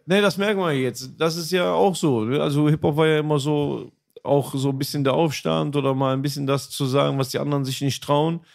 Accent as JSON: {"language": "German", "region": "North Rhine-Westphalia", "country": "Germany", "tie": "born or raised there", "said": "also in NRW, ich würde schon fast behaupten, das gab so so krass gar nicht. Das war einfach so, diese ganzen Städte zusammen, voll Multikulti, alle sind cool miteinander. So, also das ist eher so das mein Empfinden gewesen in meiner Kindheit in Jugend"}